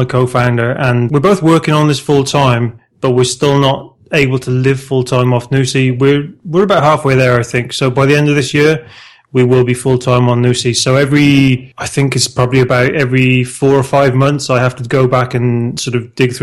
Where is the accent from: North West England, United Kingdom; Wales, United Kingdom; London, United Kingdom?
Wales, United Kingdom; South; moved away as an adult; now in Spain; I'm originally from South Wales in the UK, but I've been living in Spain now for the last 15 years this year